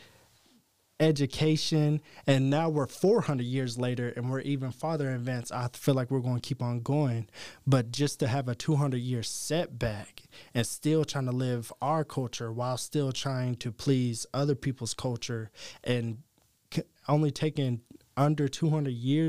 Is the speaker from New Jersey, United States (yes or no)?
no; East Tennessee, United States; Growing up in East Tennessee